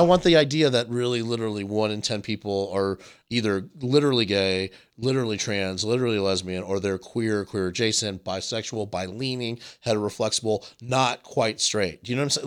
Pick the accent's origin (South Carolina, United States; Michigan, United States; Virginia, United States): South Carolina, United States; Myrtle Beach; the one gay bar in the town where I grew up in Myrtle Beach